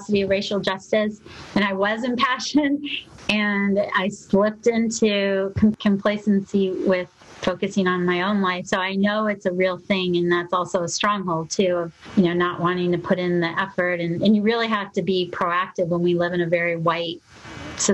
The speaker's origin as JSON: {"language": "English", "region": "Arizona", "country": "United States", "tie": "born or raised there", "also_born_or_lived": "Louisiana", "said": "I grew up primarily in Arizona, a little bit in Louisiana"}